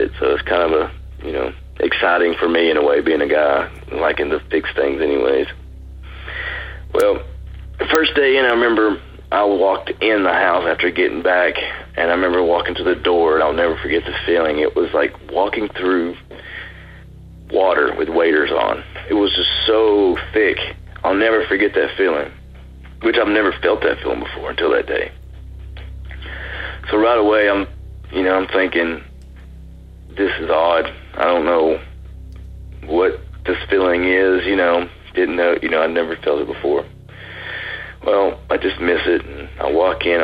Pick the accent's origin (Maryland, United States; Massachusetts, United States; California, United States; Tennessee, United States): Tennessee, United States; Chattanooga; I'm from Chattanooga, Tennessee